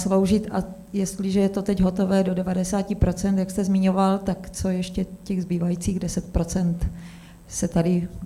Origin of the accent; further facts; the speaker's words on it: Olomouc, Olomouc Region, Czechia; Já jsem sice Olomoučanka